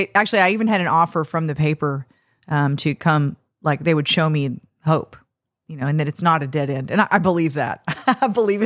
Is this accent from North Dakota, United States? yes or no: yes; Fargo, North Dakota, United States; I was born in Fargo, North Dakota.